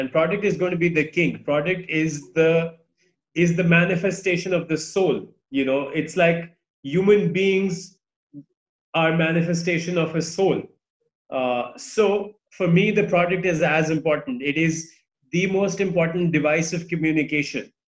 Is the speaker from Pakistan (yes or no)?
yes; Pakistan; I was born here in Pakistan